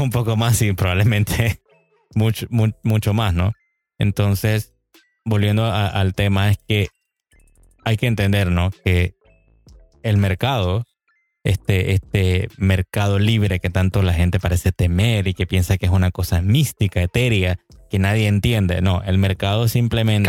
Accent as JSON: {"language": "Spanish", "country": "Panama", "said": "en mi país, estamos aquí en Panamá"}